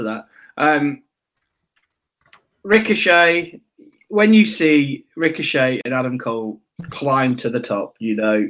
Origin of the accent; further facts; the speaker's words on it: Dudley, West Midlands, United Kingdom; I'm from Dudley.